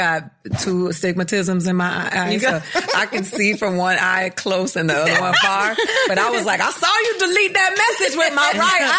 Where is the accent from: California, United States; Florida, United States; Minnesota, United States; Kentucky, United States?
Florida, United States; Miami; I'm from Miami.